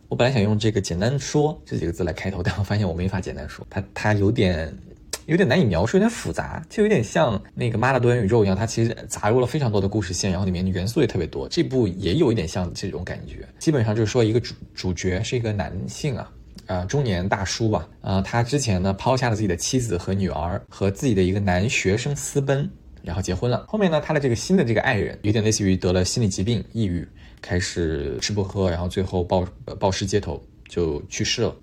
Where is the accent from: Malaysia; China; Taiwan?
China; moved away as an adult; also born or lived in Montreal, Canada; 我们中国人玩这套玩得很好